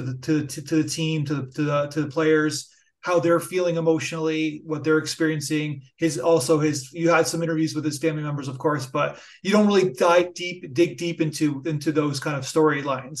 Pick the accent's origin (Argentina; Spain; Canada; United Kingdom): Canada; I'm Canadian